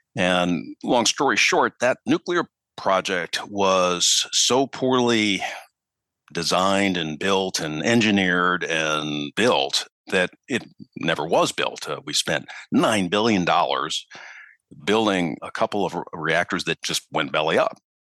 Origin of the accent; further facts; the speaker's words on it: Minneapolis, Minnesota, United States; also born or lived in Chicago, Illinois; now in Charleston, United States; I'm actually from Minneapolis originally